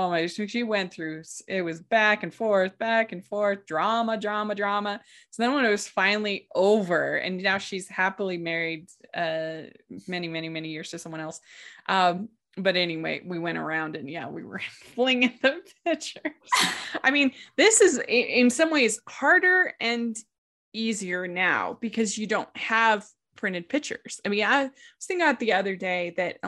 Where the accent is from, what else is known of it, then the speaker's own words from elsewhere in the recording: Maryland, United States; growing up in Maryland